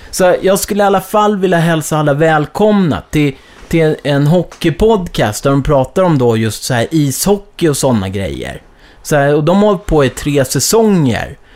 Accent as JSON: {"language": "Swedish", "town": "Bromma", "region": "Stockholm County", "country": "Sweden", "tie": "born or raised there", "said": "för jag växte upp såhär i Bromma."}